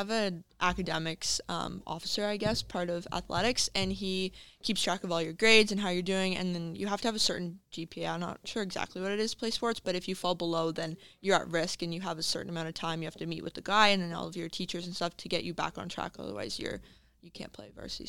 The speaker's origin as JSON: {"language": "English", "town": "Cornwall", "region": "Ontario", "country": "Canada", "said": "It works out well for my roommate and I because we are from Cornwall, so it's on a Sunday night. So we can like go home, have supper before, then go to soccer."}